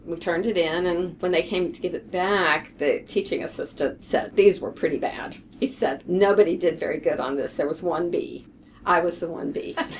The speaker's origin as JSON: {"language": "English", "town": "Lexington", "region": "Kentucky", "country": "United States", "tie": "born or raised there", "moved": "yes", "lives_now": "Houston, United States", "said": "I was born and raised in Lexington"}